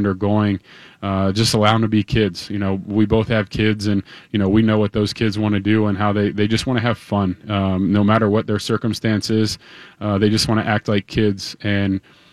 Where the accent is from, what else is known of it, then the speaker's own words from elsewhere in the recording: Cincinnati, Ohio, United States; moved away as an adult; also born or lived in South Bend, Indiana; now in Twin Cities, United States; I'm from the Midwest, born and raised in Cincinnati, Ohio, and then went to school in South Bend at Notre Dame.